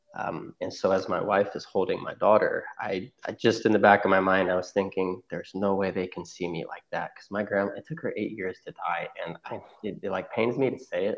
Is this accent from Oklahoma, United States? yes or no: yes; Oklahoma, United States; also born or lived in Cincinnati; I'm originally from Oklahoma. I moved back here.